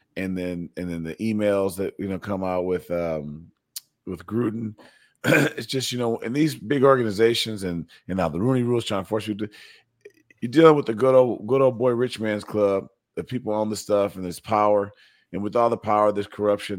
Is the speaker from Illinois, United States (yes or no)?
yes; Evanston, Illinois, United States; I'm from Evanston.